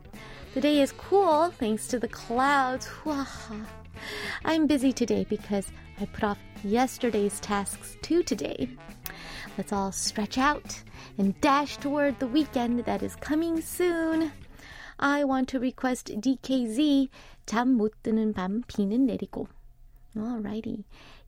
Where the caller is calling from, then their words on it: Indonesia; English is a second language; I am from Indonesia and finally back to my office after a long rest because I was sick.